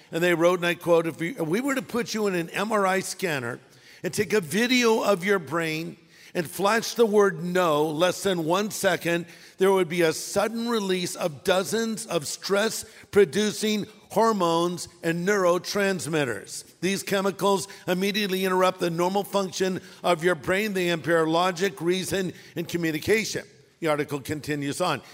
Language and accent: English; California, United States; I'm from California